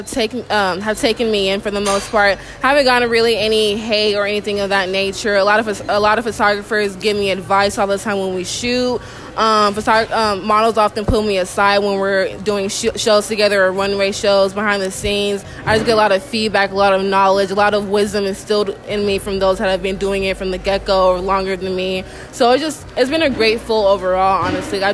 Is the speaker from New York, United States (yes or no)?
no; Kansas City, Missouri, United States; also born or lived in Cameroon; Cameroon is where I'm originally from when I was 2. So I grew up in the Kansas City area for the most part